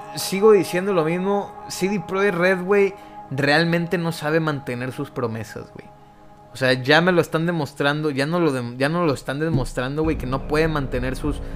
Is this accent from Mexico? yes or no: yes; Mexico; soy mexicano